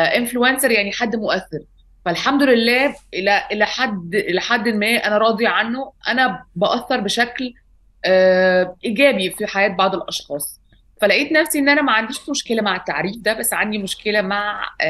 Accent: Alexandria, Alexandria Governorate, Egypt; moved away as an adult; now in Cairo, Egypt; اتربيت في اسكندريه في, في مصر لغايه ما بقى عندي 19 سنه

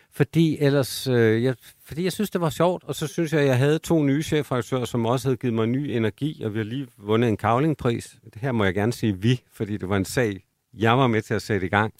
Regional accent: South Jutland, Southern Denmark, Denmark; min opvækst i Sønderjylland

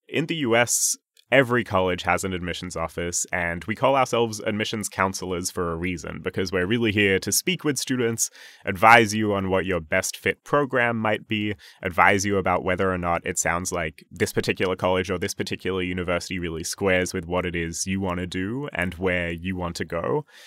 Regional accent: Sydney, New South Wales, Australia; moved away as an adult; now in New York, United States; I grew up in Sydney, Australia, born and raised

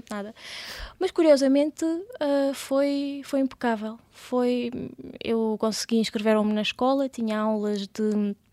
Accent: Kemerovo, Kemerovo Oblast, Russia; now in Portugal; eu nasci na, na Rússia, na Sibéria. Uh, no entanto, a minha mãe, por exemplo, nasceu na Geórgia, o meu pai na Arménia, mas a antiga União Soviética

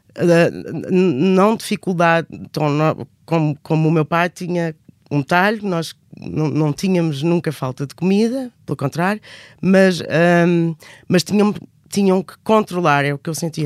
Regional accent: Alter do Chão, Alentejo, Portugal; moved away as an adult; also born or lived in Edinburgh, Scotland; cresci no Alentejo, numa vila relativamente pequena, que é famosa por causa dos famosos cavalos de Alté de Chão

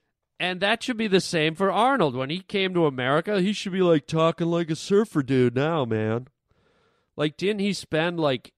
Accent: Canada; now in United States; I got to say, I'm from Canada. I know my accent has gone away.

